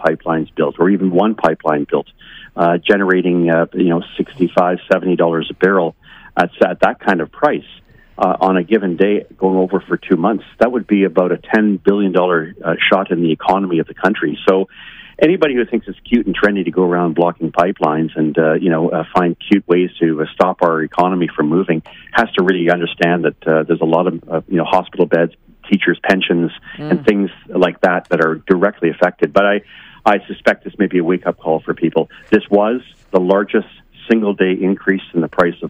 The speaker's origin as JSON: {"language": "English", "region": "Ontario", "country": "Canada", "said": "I'm from Ontario"}